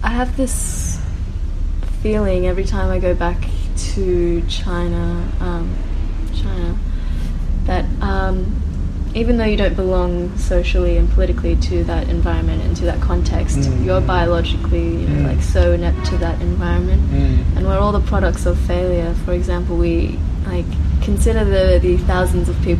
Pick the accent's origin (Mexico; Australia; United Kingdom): Australia; my parents are also immigrants and I'm first generation Australian